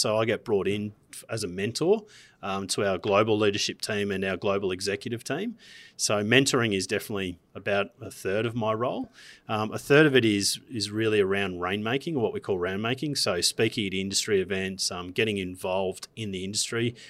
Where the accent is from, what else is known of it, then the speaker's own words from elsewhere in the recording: Gold Coast, Queensland, Australia; I'm from Queensland, from the Gold Coast of all places.